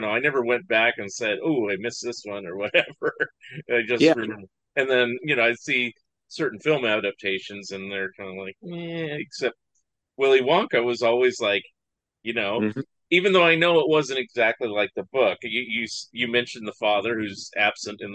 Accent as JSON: {"language": "English", "area": "San Francisco Bay Area", "region": "California", "country": "United States", "tie": "born or raised there", "said": "I grew up in the San Francisco Bay Area, which is like movie capital"}